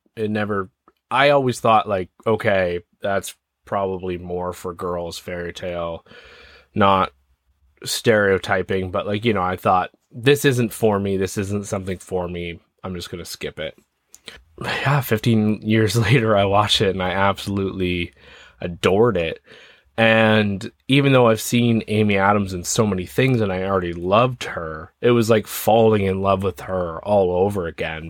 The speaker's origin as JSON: {"language": "English", "region": "Ontario", "country": "Canada", "said": "So I'm from Ontario, Canada"}